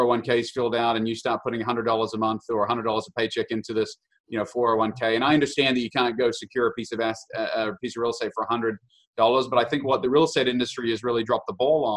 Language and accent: English; New Zealand; moved away as an adult; now in Kansas City, United States; I'm so New Zealander, born and raised, came over here at the age of 18